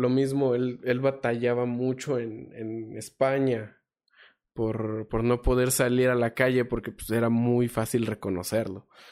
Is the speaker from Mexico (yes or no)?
yes; Mexico; yo soy mexicano